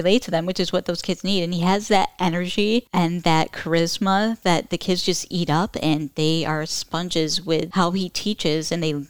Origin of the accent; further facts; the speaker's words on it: Shepherd, Michigan, United States; grew up in Isabella County all my life